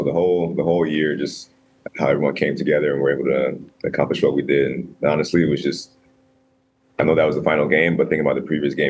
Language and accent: English; Cleveland, Ohio, United States; as a black player, you know, growing up in Cleveland